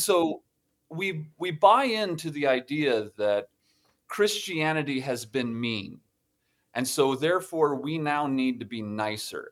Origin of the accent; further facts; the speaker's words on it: Toledo, Ohio, United States; moved away; I grew up in Ohio, um, and, uh, in Toledo, Ohio